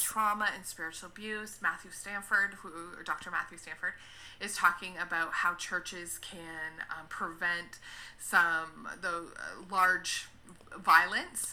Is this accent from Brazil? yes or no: no; Canada; I'm from Canada, so uh, in Canada, my le- my registration is I'm a registered social worker.